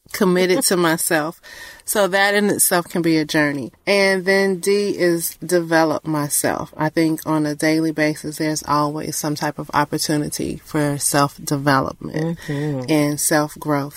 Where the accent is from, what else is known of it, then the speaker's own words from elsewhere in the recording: Georgia, United States; I'm a Georgia peach